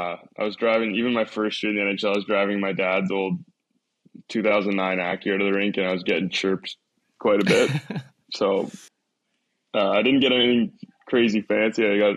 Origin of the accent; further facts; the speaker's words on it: Toronto, Ontario, Canada; Negative, I'm from Toronto, but I'd probably say the weather and how dark it gets here so quickly.